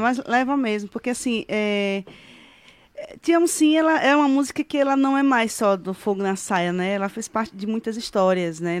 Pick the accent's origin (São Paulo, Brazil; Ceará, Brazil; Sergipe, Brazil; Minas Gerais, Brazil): Sergipe, Brazil; Japaratuba; also born or lived in Aracaju; E a minha é toda de Japaratuba. Eu só, só que... só, eu só fiz nascer em Aracaju para ser da capital, entendeu? Japaratuba